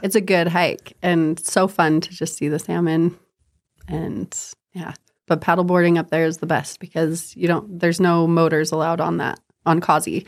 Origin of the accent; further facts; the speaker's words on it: Huntsville, Utah, United States; I grew up in Huntsville